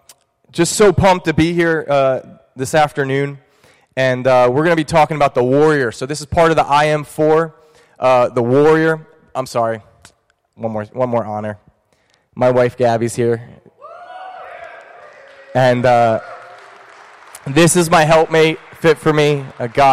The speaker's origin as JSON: {"language": "English", "region": "New Jersey", "country": "United States", "tie": "born or raised there", "moved": "as an adult", "lives_now": "Buffalo, United States", "said": "I'm a Buffalo transplant. I grew up in New Jersey, so I'm a Jersey boy"}